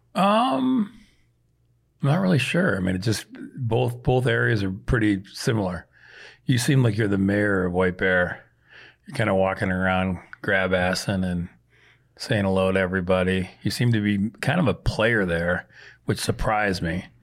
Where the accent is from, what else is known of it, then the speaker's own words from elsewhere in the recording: Prairie du Chien, Wisconsin, United States; moved away; I grew up on the Mississippi Prairie de Chien, Wisconsin